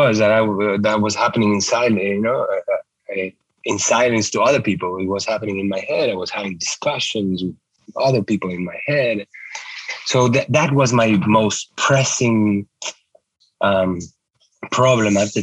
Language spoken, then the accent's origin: English; Uruguay; moved away as an adult; also born or lived in New York; I grew up in Uruguay, where I went to medical school